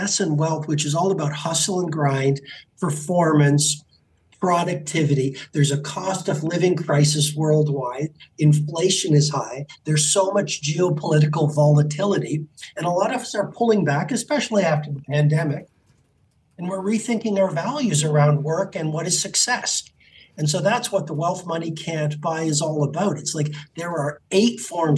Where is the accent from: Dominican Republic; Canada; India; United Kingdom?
Canada; I grew up in Canada